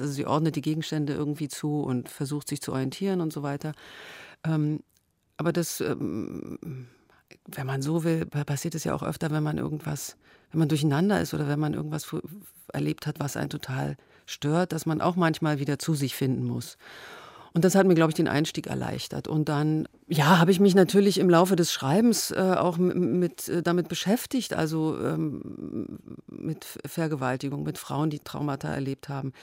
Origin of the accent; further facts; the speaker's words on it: Germany; ich bin in der DDR aufgewachsen